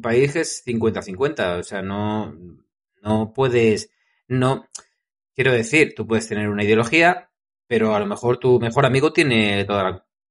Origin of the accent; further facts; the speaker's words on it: Madrid, Community of Madrid, Spain; Yo soy de Madrid